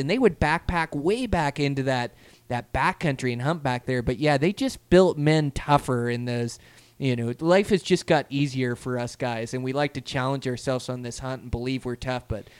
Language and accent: English; Pacific Northwest, Washington, United States; moved away as an adult; now in Montana, United States; We grew up in the Pacific Northwest where it just rains absolutely nonstop